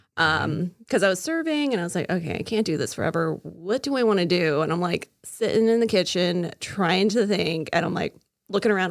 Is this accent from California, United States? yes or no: no; Casselberry, Florida, United States; also born or lived in Oregon; I was actually born in Oregon. Um, but I grew up here in Castleberry, Florida. We came down when I was six